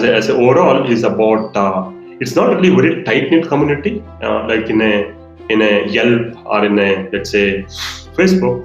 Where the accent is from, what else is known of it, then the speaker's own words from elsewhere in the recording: India; as Indian marketers